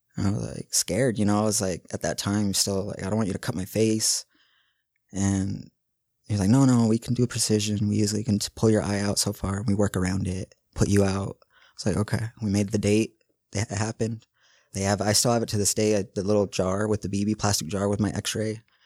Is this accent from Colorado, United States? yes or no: no; West Valley City, Utah, United States; I grew up right here in West Valley, Kearns.